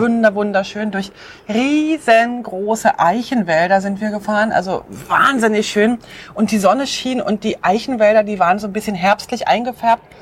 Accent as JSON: {"language": "German", "country": "Switzerland", "moved": "as an adult", "said": "ich habe im Herzen ganz klar meine Heimat drin und ich weiß, wenn wir irgendwann zurückkommen, wir werden begeistert sein über die Schweiz"}